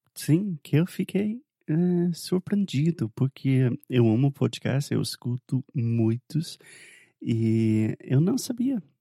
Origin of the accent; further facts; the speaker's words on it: the South of the United States, United States; Portuguese is a second language; eu sou do sul dos Estados Unidos